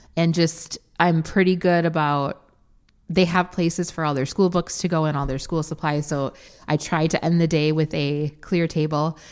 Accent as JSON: {"language": "English", "region": "Wisconsin", "country": "United States", "said": "we're from Wisconsin"}